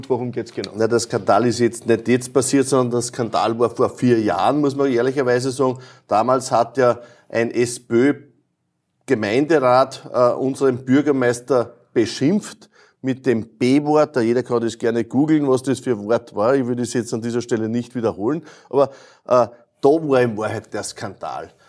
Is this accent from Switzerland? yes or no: no; Lower Austria, Austria; da ist wirklich vieles dabei, wo man staunen kann, auch aus meiner Heimatregion. Adacker zum Beispiel, das Ritterfenster.